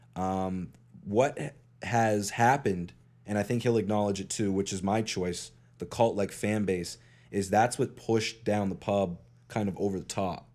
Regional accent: Eastern Passage, Nova Scotia, Canada; I grew up in Eastern Passage.

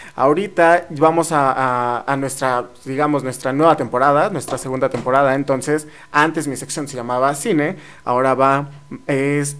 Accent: near Teotihuacán, State of Mexico, Mexico; now in San Luis Potosí, Mexico; yo soy de cerca de la zona arqueológica de Teotihuacán

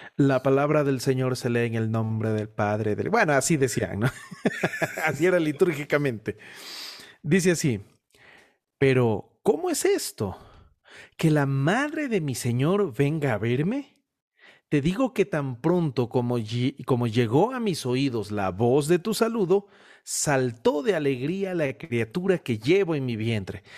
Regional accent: Guayaquil, Guayas, Ecuador; now in Cuenca, Ecuador; Yo soy de Guayaquil. Vivo en una ciudad llamada Cuenca

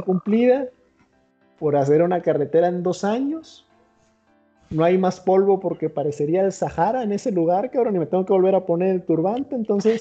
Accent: Mexico; como mexicano

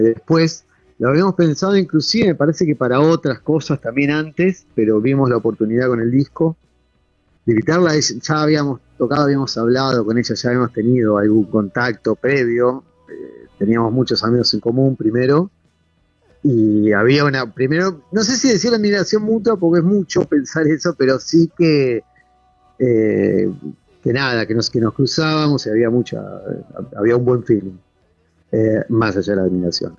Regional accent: Neuquén, Argentina; now in Buenos Aires, Argentina; nosotros tenemos base acá, pero somos neuquinos y vamos a seguir siéndolo eternamente

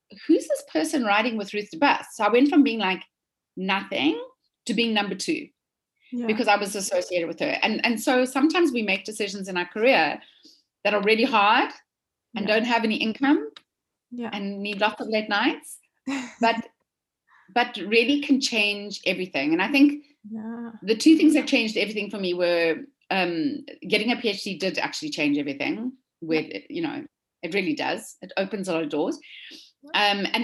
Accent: South Africa; moved away as an adult; now in United States; from South Africa. I'm a dietitian

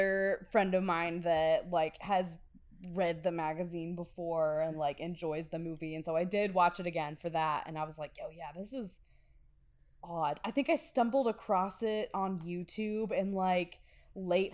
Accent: Midwest, United States; I grew up here in the Midwest

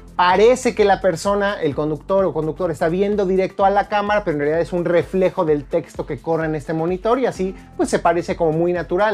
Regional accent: Mexico; nuestros compatriotas, trabajadores mexicanos

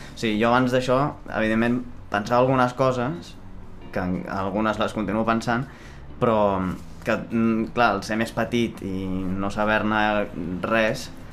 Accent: Barcelona, Catalonia, Spain; jo sóc de Sant Gervasi de Cassoles

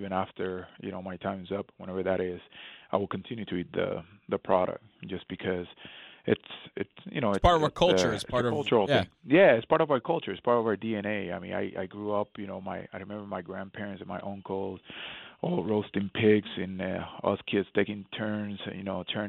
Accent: Puerto Rico; moved away; I remember growing up in Puerto Rico, years ago

